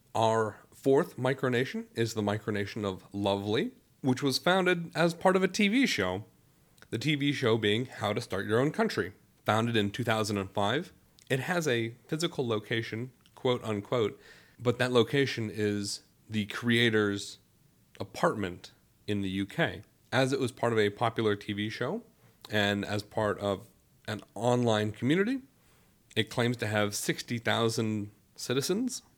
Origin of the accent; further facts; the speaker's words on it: Youngstown, Ohio, United States; moved away; I am originally from Youngstown, Ohio